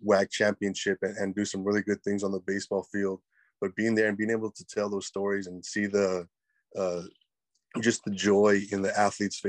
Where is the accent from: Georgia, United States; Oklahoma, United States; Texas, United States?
Texas, United States; Edinburg; also born or lived in Corpus Christi, Texas / Kingsville, Texas; I was born in Corpus, spent the first year or so in Kingsville. Then I moved down here to Edinburgh, and this is where I've been for the last about 32 years, man. And I went to high school here in the RGV